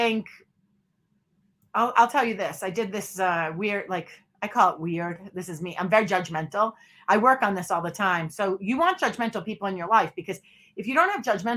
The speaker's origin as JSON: {"language": "English", "town": "Boston", "region": "Massachusetts", "country": "United States", "moved": "yes", "said": "I'm from Boston originally"}